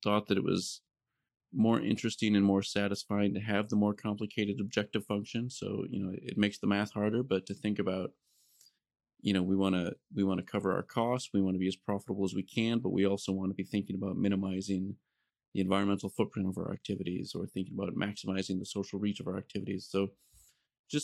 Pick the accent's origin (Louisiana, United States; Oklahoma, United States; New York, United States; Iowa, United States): Iowa, United States; moved away; I'm originally from Iowa, so I came up in Iowa and did a lot of my early work around agricultural systems